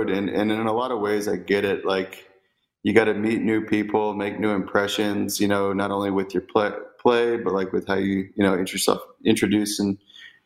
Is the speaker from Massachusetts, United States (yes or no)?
no; Temecula, California, United States; I'm from Southern California. Grew up mostly in a place called Temecula Valley